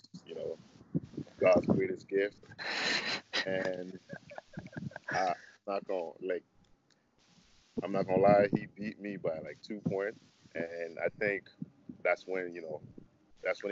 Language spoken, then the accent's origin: English; Mississauga, Ontario, Canada; moved away as an adult; also born or lived in Congo / Montreal, Quebec; now in Houston, United States; I was born in the Congo and then moved to Montreal around the age of 9, and then moved, like, did high school, like end of elementary school, high school, and Mississauga